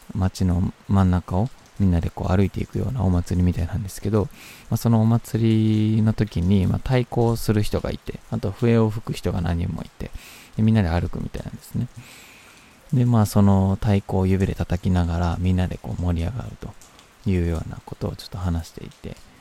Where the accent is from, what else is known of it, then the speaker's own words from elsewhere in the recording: Kyoto, Japan; 京都はもちろんあの知ってた土地というか生まれ育った町